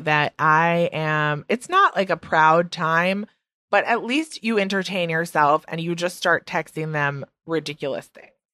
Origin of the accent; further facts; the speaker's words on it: Midwest, United States; accent: Midwest; now in New York City, United States; my Midwest accent is back in full effect.